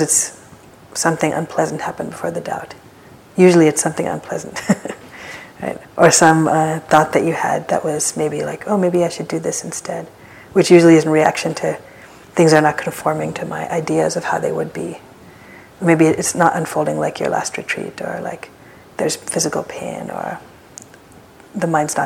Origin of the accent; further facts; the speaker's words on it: East Coast, United States; now in San Francisco, United States; I remember this from like growing up in the East Coast